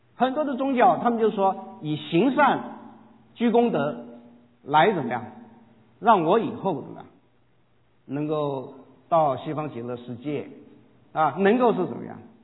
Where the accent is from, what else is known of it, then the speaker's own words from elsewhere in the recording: Guangdong, China; 我是广东人